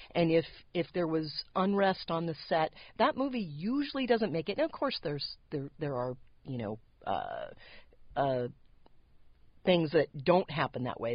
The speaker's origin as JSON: {"language": "English", "town": "San Diego", "region": "California", "country": "United States", "tie": "born or raised there", "also_born_or_lived": "Los Angeles", "said": "I grew up in the San Diego area"}